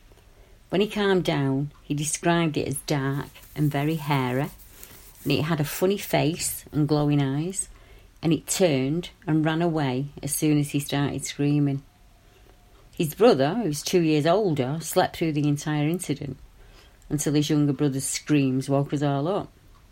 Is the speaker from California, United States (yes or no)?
no; Colorado, United States; I grew up in Boulder County. My parents quit farming in the northeast and moved to Longmont in 1960.